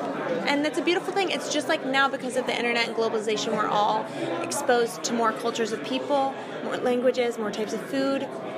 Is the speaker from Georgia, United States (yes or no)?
no; Connecticut, United States; moved away as an adult; also born or lived in Florida / Tennessee; I'm originally from Connecticut, and then the past few years I've lived back and forth between here and Florida.